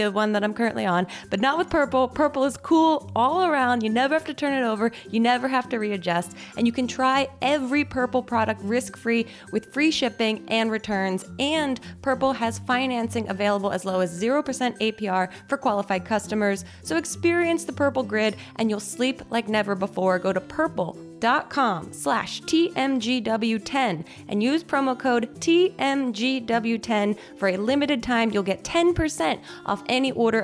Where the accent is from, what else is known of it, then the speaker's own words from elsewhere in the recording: New Jersey, United States; I'm from New Jersey